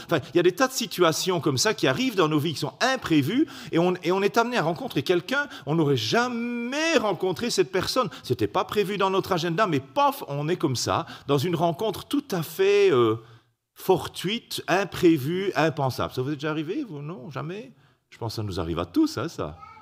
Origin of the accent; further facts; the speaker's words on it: Belgium; salutations de Belgique